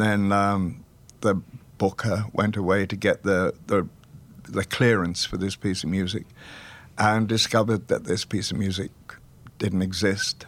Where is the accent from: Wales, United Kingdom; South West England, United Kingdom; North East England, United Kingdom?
Wales, United Kingdom; Welsh; We're both Welsh.